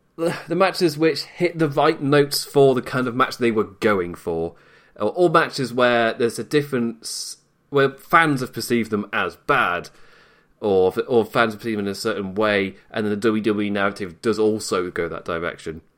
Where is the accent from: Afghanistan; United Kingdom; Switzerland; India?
United Kingdom; I am British